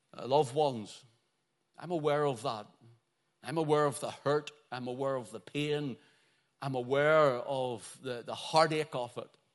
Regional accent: Belfast, Northern Ireland, United Kingdom; growing up in Belfast

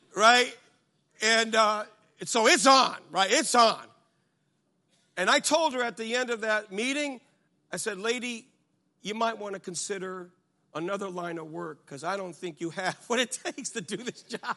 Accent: United States; I'm from America

